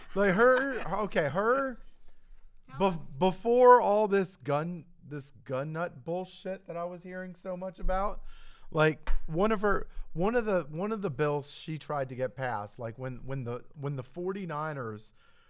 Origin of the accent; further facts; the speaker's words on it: California, United States; when I was little, I grew up in California.